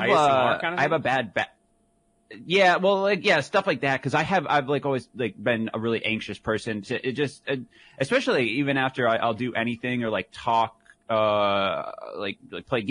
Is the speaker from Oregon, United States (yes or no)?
no; middle of Michigan, United States; from the middle of Michigan like we were